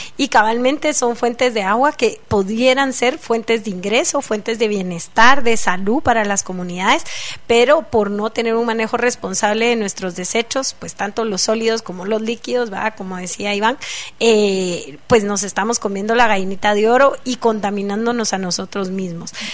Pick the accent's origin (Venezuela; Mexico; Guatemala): Guatemala; como guatemaltecos